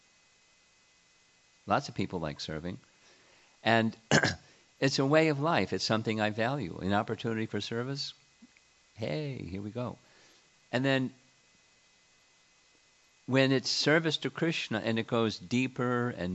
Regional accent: United States; being American

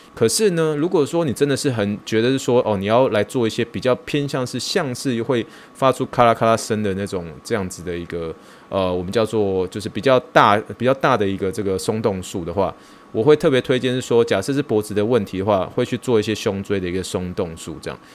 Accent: Taiwan; 我来自台湾

